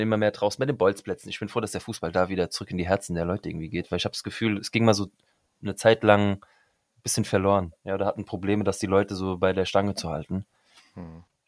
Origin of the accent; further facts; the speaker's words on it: Frankfurt am Main, Hesse, Germany; ich bin ja Frankfurter Bub wirklich durch und durch.